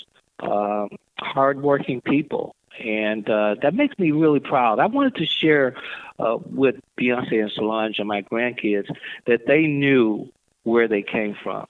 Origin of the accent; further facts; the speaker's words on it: the South, United States; folks my age growing up in the South